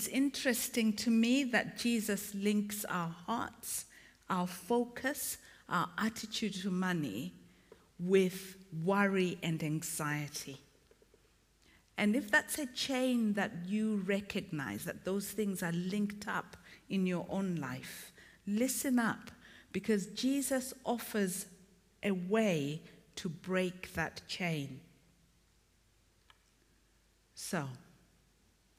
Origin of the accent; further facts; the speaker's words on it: Zimbabwe; also born or lived in Malawi; now in England; Although I was born there, I grew up in Zimbabwe.